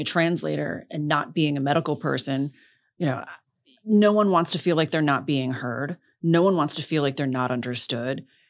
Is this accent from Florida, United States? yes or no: yes; Palm Beach Gardens, Florida, United States; also born or lived in Coral Gables; I was born in Coral Gables, but grew up in Palm Beach Gardens